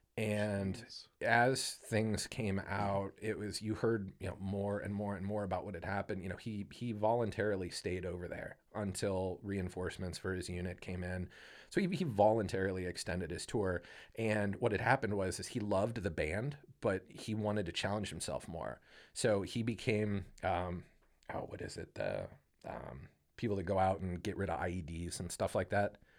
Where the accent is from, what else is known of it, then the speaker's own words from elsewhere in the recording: Canton, Ohio, United States; I grew up in Canton